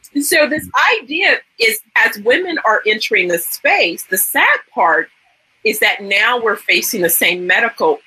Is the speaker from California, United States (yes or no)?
yes; San Francisco Bay Area, California, United States; I'm originally from the San Francisco Bay Area